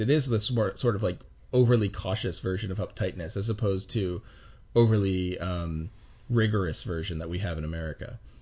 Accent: United States; as an American

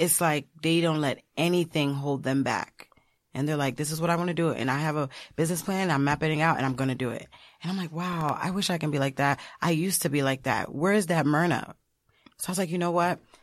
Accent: United States; my parents are Haitian. So I'm Haitian American. I was born here.

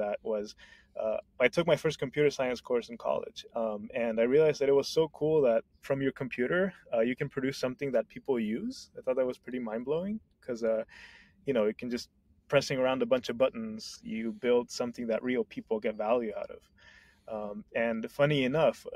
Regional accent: Honduras; moved away; I'm originally from Honduras

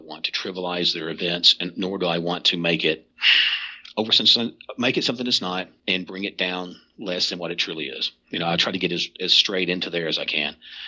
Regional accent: Kentucky, United States; well, I'm from Eastern Kentucky, I don't want to just read one about over here out west

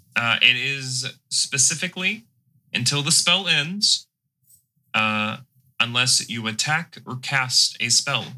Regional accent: the South, United States; accent: southern; I'm restraining my southern accent

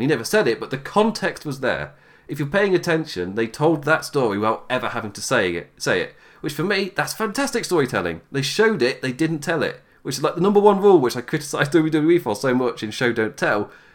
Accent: England, United Kingdom; you can tell by my voice, I'm English

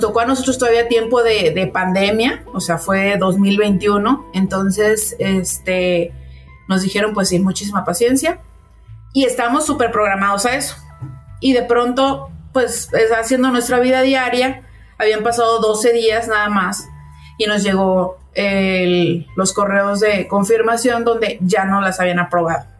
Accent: León, Guanajuato, Mexico; moved away as an adult; now in Calgary, Canada; somos de México, este, llegamos aquí a Calgary

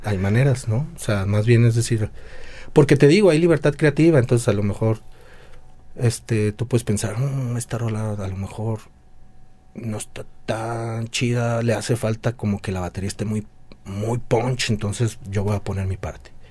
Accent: Guadalajara, Jalisco, Mexico; soy baterista, soy de Guadalajara

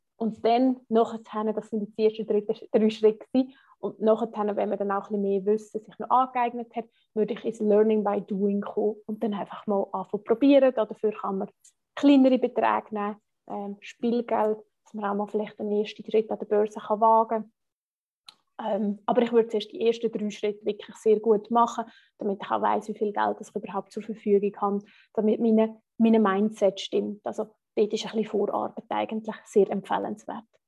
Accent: Switzerland; accent: Swiss German; first language Swiss German; German is a second language; für uns Schweizer ist halt einfach wirklich, Schweizerdeutsch ist unsere erste Sprache

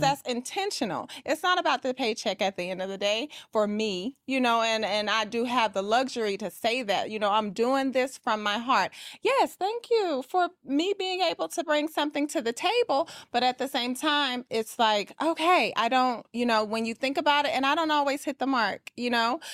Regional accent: Atlanta, Georgia, United States; I am from Atlanta, Georgia, and I am a luxury real estate agent.

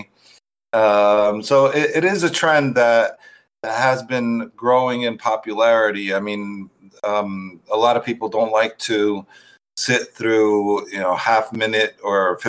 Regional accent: United States; moved away as an adult; also born or lived in Turkey; I'm from America, but I was teaching abroad in different countries

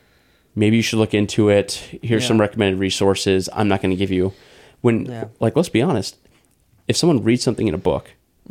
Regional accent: United States; as an American who values these things

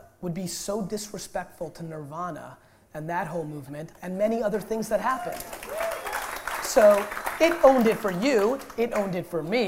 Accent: Russia; I was born in Russia.

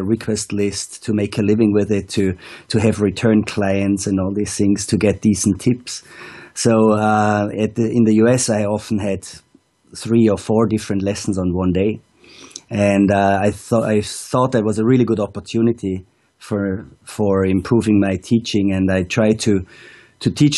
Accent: Austria; moved away as an adult; also born or lived in Wanaka, New Zealand; now I spend the Austrian winters in my hometown again, and coach on the Arlberg and in the beautiful Montafon

